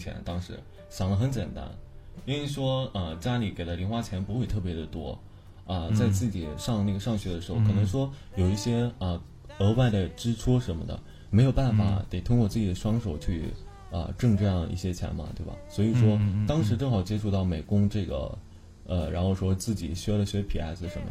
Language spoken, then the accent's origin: Chinese; Binzhou, Shandong, China; 我是山东的，对，山东人，山东滨州。